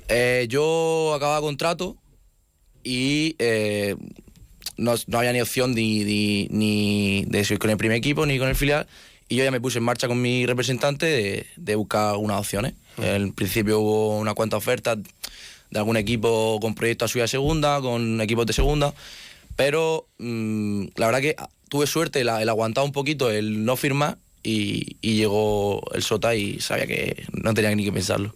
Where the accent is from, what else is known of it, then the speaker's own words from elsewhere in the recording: Region of Murcia, Spain; moved away as an adult; now in Pamplona, Spain; como en casa, como en Murcia